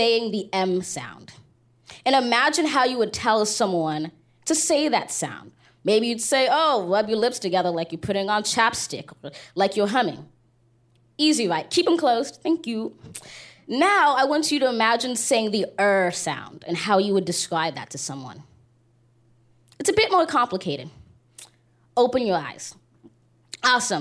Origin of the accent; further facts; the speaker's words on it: Los Angeles, California, United States; Los Angeles.